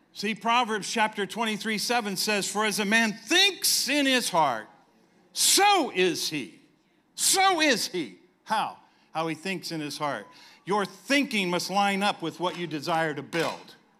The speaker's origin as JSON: {"language": "English", "town": "San Diego", "region": "California", "country": "United States", "tie": "born or raised there", "moved": "yes", "said": "we were in San Diego, California, my hometown."}